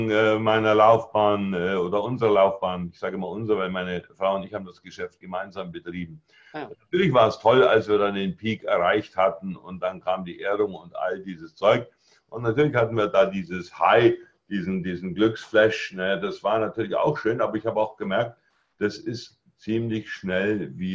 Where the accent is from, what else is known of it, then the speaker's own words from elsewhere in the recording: Bavaria, Germany; weil ich bin auch auf dem Land aufgewachsen, im, im Allgäu. Also ah Dünger und Kuhfladen sind mir also nicht fremd.